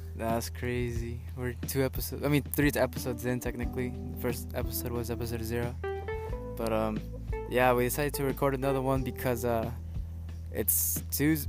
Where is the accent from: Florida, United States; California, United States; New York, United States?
California, United States; I'm from California